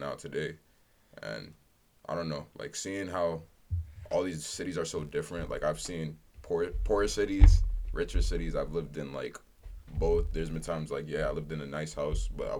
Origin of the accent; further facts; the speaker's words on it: Brockton, Massachusetts, United States; also born or lived in Medford, Massachusetts; Before that, I lived in Brockton